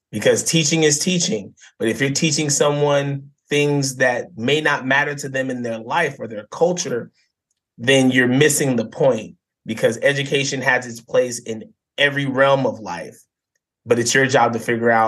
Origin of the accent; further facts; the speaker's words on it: Banning, California, United States; I grew up in a small town called Banning, California, back in 1986, born and raised there